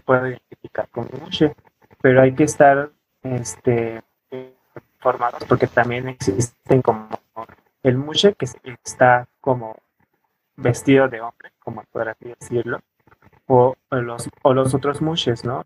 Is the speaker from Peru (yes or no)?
no; Pinotepa Nacional, Oaxaca, Mexico; now in Mexico City, Mexico; yo realmente soy originario de Oaxaca, por la parte de la costa de Pinotipa Nacional